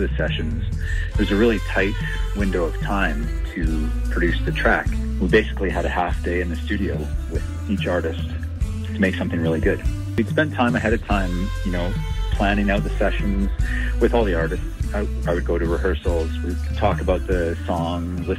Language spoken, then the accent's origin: English; Edmonton, Alberta, Canada; also born or lived in Banff; now in Calgary, Canada; as a kid growing up in Edmonton